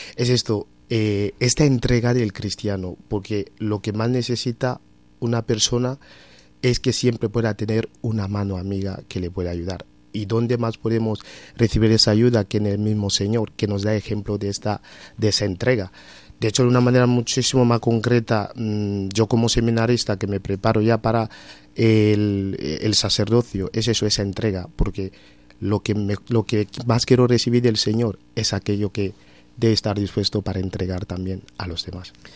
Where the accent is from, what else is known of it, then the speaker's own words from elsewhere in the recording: Equatorial Guinea; moved away as an adult; now in Cáceres, Spain; Soy de Guinea Ecuatorial